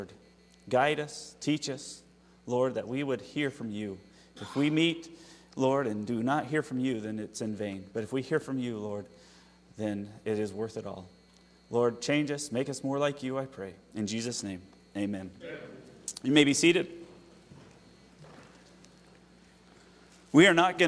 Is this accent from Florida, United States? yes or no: no; Utah, United States; moved away; That's where I'm from, in Utah.